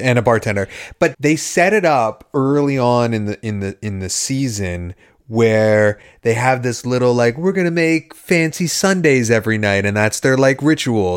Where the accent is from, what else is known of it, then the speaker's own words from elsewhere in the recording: Canada; we are Canadian